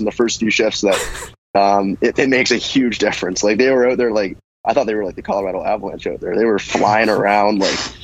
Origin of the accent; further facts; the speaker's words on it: Brockville, Ontario, Canada; growing up in Brockville near Ottawa